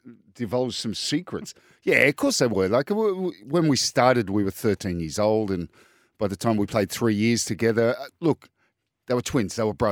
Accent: New South Wales, Australia; Like, I'm from the North Shore. It's Manly over there.

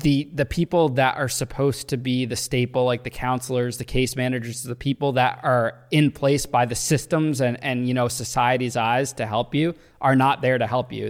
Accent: Danbury, Connecticut, United States; I'm from Danbury

